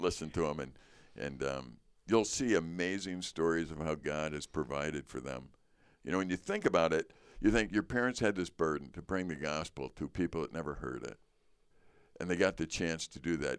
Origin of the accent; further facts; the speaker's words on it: Chicago, Illinois, United States; being American, growing up in Chicago